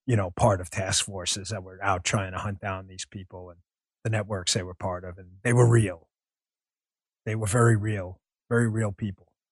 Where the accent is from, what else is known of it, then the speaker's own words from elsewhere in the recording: New York, United States; But being a New Yorker myself, uh, being up in New York when it went down